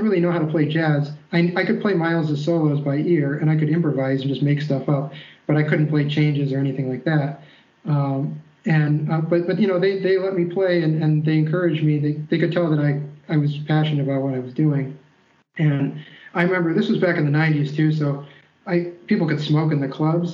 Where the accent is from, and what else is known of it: Ann Arbor, Michigan, United States; born or raised there; also born or lived in New York